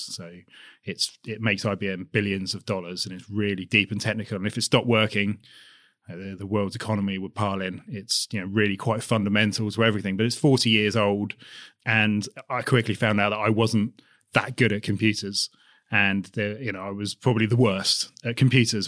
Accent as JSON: {"language": "English", "town": "Basingstoke", "region": "South East England", "country": "United Kingdom", "tie": "born or raised there", "said": "I grew up, I'm from, from Hampshire, just outside Basingstoke"}